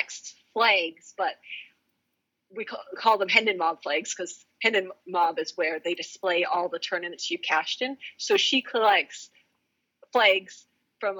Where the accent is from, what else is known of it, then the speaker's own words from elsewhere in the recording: Canada; first language English; as a Canadian